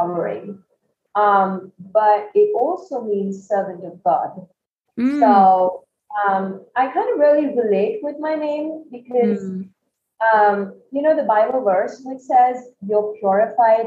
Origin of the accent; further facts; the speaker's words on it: New Delhi, Delhi, India; moved away as an adult; also born or lived in Kerala, India / Bangalore, India; now in Malaysia; I'm born and brought up in India.